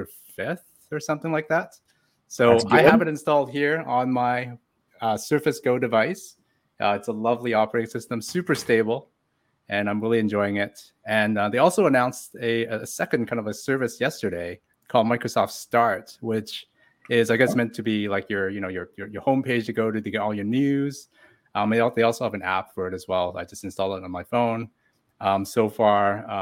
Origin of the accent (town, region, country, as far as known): Canada